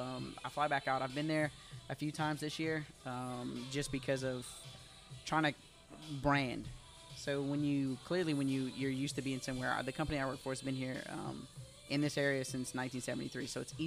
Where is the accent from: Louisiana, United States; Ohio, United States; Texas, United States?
Louisiana, United States; South; I'm from South Louisiana. I definitely pronounce it wrong.